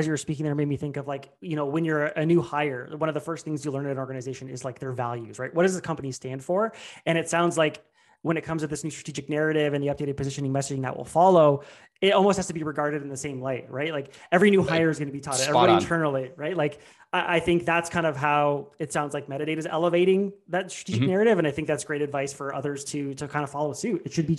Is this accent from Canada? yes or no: yes; Canada; speaking as a Canadian